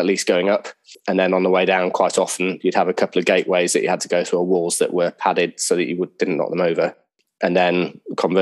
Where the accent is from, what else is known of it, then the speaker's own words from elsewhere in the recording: Yorkshire and the Humber, United Kingdom; moved away as an adult; also born or lived in Val d'Isère, France; I grew up in the north of England, in North Yorkshire.